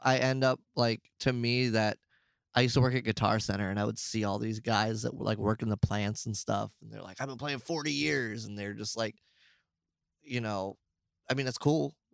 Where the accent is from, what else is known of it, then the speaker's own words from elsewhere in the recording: United States; I'm American